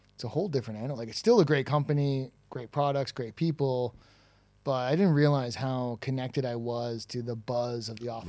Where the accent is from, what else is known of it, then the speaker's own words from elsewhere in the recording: Toronto, Ontario, Canada; accent: Toronto; moved away as an adult; now in Dublin, Ireland; my accent is from Toronto